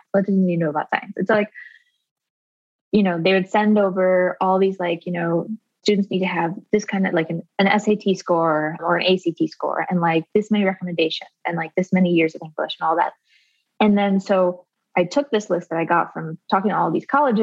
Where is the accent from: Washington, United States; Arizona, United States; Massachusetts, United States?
Arizona, United States; rural; I grew up in rural Arizona and I was homeschooled by my mom